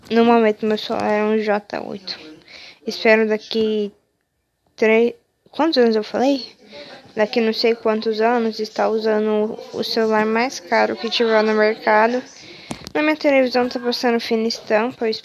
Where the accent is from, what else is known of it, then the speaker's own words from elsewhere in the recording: São Paulo, Brazil; Sou de São Paulo, tenho 16 anos e eu vou fazer 17 daqui dois meses.